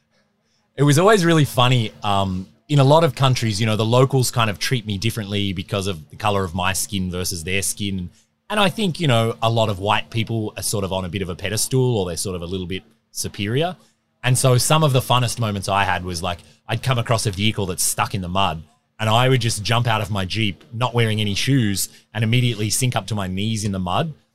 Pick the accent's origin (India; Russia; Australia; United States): Australia; moved away as an adult; now in Whitehorse, Canada; I grew up in Australia, relatively normal upbringing.